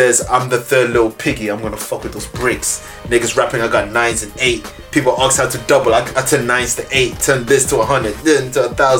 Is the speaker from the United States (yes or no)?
no; Liège, Wallonia, Belgium; moved away; I was born in Liège, man.